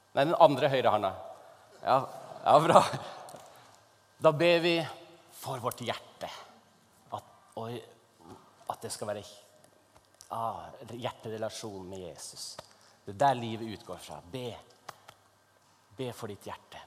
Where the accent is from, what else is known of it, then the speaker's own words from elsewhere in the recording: Northern Norway, Norway; i Nord-Norge, der jeg kommer fra